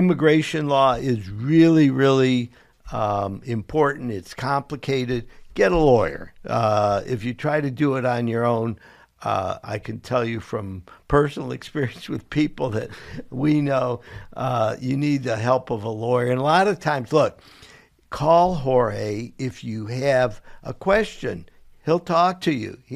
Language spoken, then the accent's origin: English; Cleveland, Ohio, United States; I'm from Cleveland as well